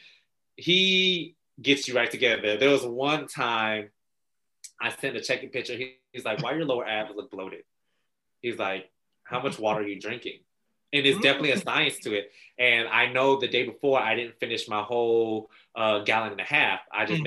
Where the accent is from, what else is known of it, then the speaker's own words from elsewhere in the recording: the South, United States; we're from the South